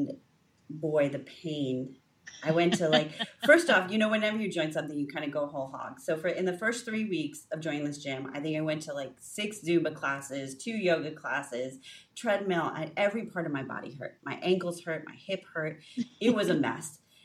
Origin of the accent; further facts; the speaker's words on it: United States; as American women